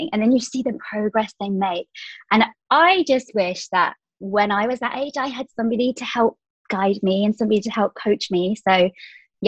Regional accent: England, United Kingdom; moved away as an adult; now in Dubai, United Arab Emirates; I currently live in Dubai. So I'm from England, but I've been here 5 years now.

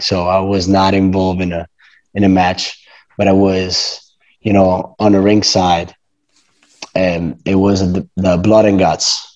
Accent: Rome, Lazio, Italy; English is a second language; I come from Rome, Italy, born and raised

